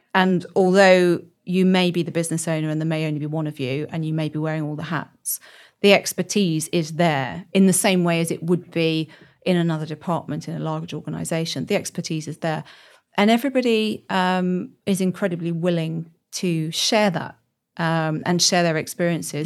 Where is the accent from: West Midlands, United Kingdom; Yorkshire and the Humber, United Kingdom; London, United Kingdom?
West Midlands, United Kingdom; Birmingham; moved away as an adult; also born or lived in north of England; now in Oxford, United Kingdom; I'm from Birmingham originally.